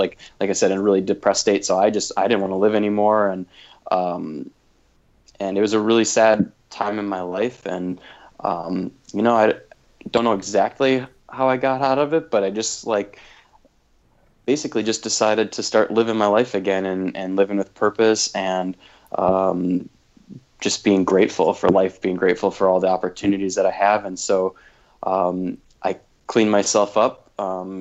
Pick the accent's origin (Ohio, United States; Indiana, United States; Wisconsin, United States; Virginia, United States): Wisconsin, United States; I grew up in Wisconsin, and just a small little rural town of 900 people